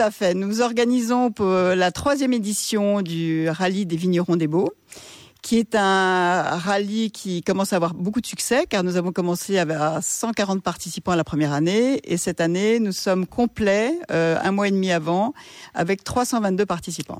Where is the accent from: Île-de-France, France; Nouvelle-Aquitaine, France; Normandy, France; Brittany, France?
Île-de-France, France; Paris; moved away as an adult; now in Baux-de-Provence, France; on a été élevés à Paris